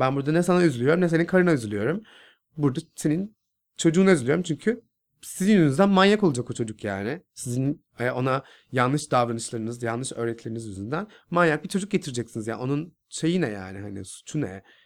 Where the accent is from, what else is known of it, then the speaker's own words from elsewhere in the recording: Istanbul, Turkey; Nurtepe'de büyüdüm. İstanbul, Kağıthane, Nurtepe'de